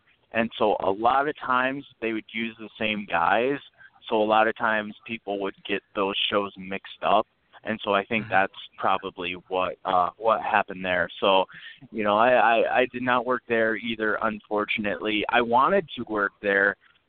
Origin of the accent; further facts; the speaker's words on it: Canada; So then me being the Canadian guy at the time, you know, I got to beat up the red, white, and blue guy.